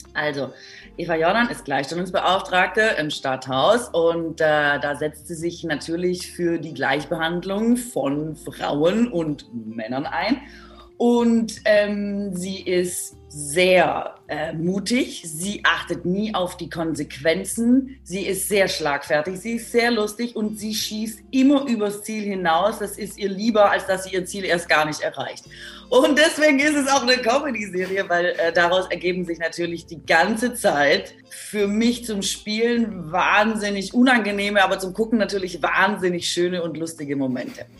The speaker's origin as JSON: {"language": "German", "region": "Baden-Württemberg", "country": "Germany", "moved": "yes", "said": "Ich komme ja aus Baden-Württemberg"}